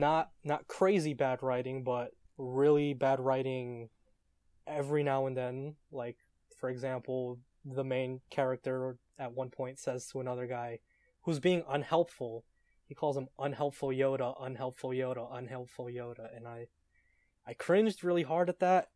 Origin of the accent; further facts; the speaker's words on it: New York City, New York, United States; I hail from New York City, A K A Real America